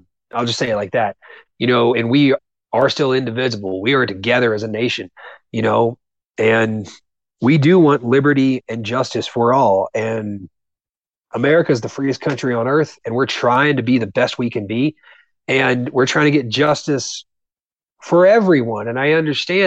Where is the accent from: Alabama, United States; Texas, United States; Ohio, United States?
Ohio, United States; Southern; growing up in Southern Ohio was amazing for that because I had people around me in my small town.